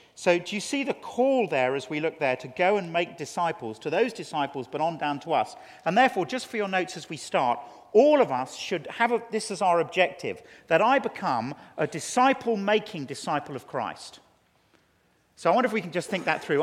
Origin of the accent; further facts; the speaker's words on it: England, United Kingdom; as an Englishman